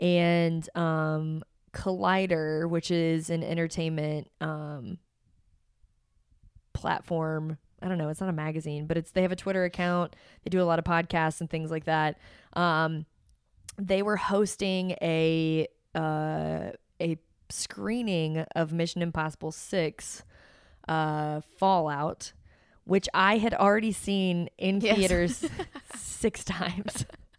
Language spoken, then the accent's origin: English; Cincinnati, Ohio, United States; I'm from Cincinnati and I never get to do anything cool